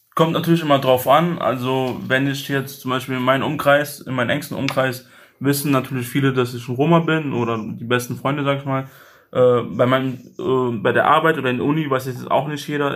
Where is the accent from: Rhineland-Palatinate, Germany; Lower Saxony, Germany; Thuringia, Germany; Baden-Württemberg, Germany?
Rhineland-Palatinate, Germany; Mainz; meine Heimatstadt jetzt Mainz